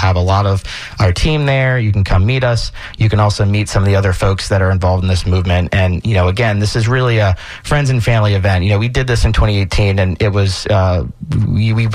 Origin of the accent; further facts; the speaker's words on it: Valrico, Florida, United States; also born or lived in Tampa, Florida; I grew up in East Hillsborough. I grew up in Valrico